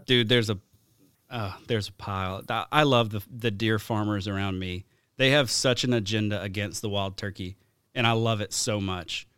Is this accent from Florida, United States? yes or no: no; Alabama, United States; moved away; my hometown in Alabama